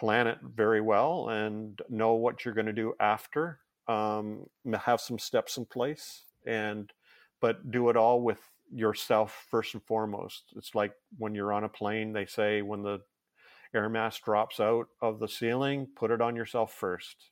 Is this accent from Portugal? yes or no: no; Canada; I'm Canadian